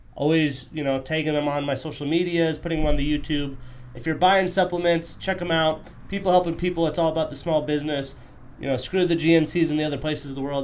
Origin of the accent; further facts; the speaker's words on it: Wyoming, United States; now in Montana, United States; I wasn't born and raised in the res. I grew up in Wyoming, oil field area